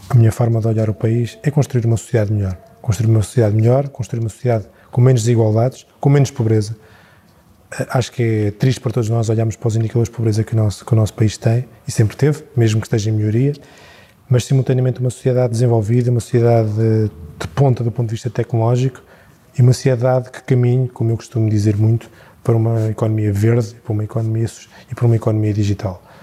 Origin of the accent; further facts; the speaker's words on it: Tomar, Centro, Portugal; eu sou natural de Tomar